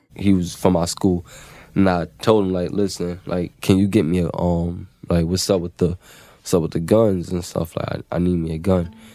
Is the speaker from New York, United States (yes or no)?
yes; New York City, New York, United States; I'm from Williamsburg, Brooklyn, and I'm 24 years old